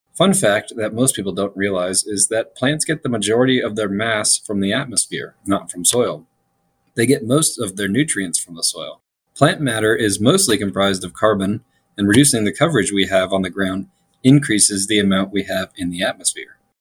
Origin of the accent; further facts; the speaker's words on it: Florida, United States; now in Colorado, United States; my home state of Florida